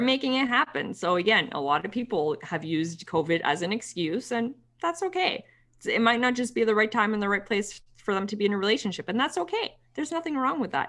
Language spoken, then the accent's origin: English; Ottawa, Ontario, Canada; Ottawa, which is my hometown